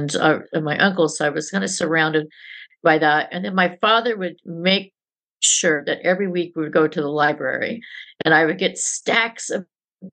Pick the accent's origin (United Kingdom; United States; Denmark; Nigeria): United States; San Jose, California; I grew up in San Jose, California